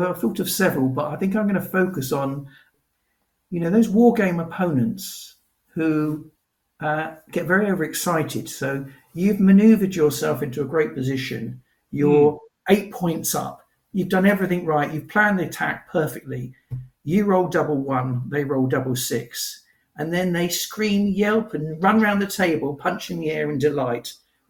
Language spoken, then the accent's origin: English; United Kingdom; But I am British, so I'm proud of it.